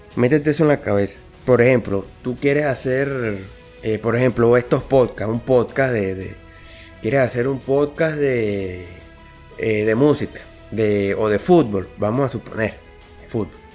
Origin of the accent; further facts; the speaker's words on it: Venezuela; yo nací en Venezuela, yo, yo soy aquí de Venezuela